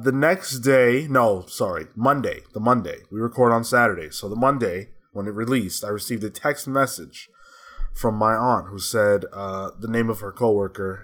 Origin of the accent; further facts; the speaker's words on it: New York, United States; I'm a New Yorker